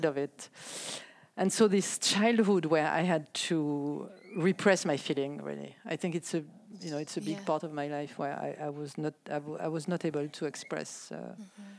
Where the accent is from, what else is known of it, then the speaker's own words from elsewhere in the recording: France; now in United States; I grew up in a small town in France, a small village.